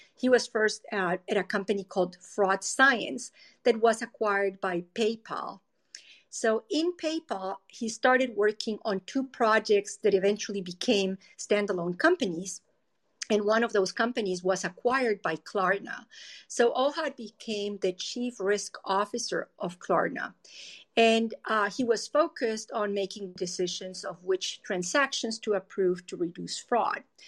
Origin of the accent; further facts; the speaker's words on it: Colombia; moved away as an adult; now in United States; I am originally from Colombia. I uh, studied civil engineering in Colombia and I came to the US to Stanford University